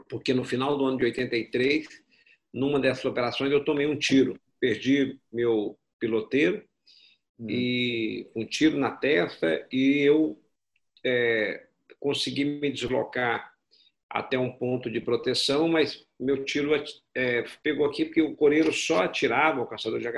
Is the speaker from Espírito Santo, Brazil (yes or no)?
no; Belo Horizonte, Minas Gerais, Brazil; born there; É, eu, sou nascido, na verdade, em Belo Horizonte, né? Meu pai, sou mineiro.